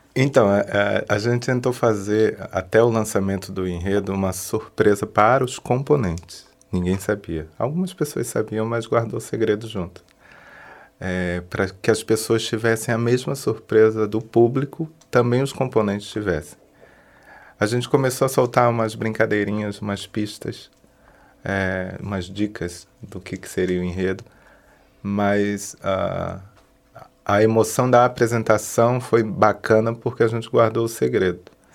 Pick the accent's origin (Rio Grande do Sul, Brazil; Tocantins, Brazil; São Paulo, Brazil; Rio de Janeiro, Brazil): Rio de Janeiro, Brazil; Nilópolis; moved away as an adult; now in Florianópolis, Brazil; Sou de Nilópolis, no Rio de Janeiro, mas estou aqui na cidade já desde 2003, residindo